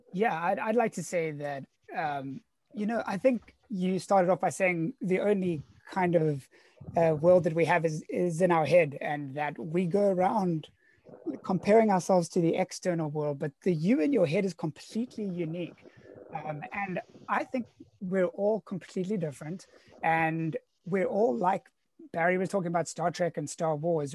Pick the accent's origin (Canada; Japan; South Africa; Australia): South Africa; Cape Town, Western Cape; now in San Diego, United States; born and raised in Cape Town, South Africa, now living in sunny San Diego, California